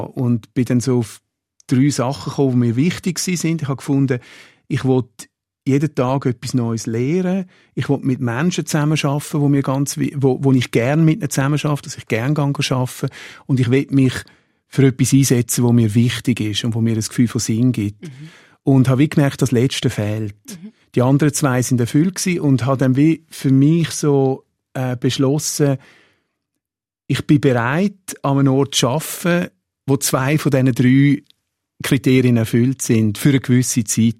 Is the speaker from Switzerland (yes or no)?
yes; Switzerland; als Schweizer